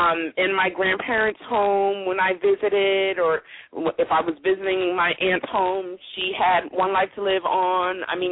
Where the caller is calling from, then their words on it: Philadelphia, Pennsylvania, United States; I'm calling from Philadelphia.